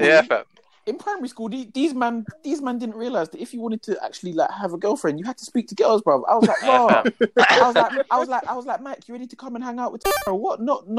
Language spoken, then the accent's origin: English; London, United Kingdom; I was born in London